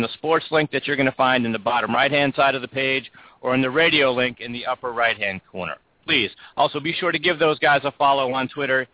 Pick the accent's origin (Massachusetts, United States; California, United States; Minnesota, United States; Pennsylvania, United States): Pennsylvania, United States; Pittsburgh; my hometown